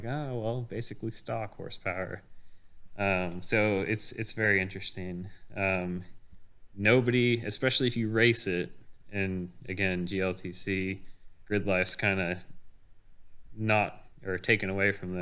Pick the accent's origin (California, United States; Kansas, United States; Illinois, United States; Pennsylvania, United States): Kansas, United States; moved away; I'm originally from Kansas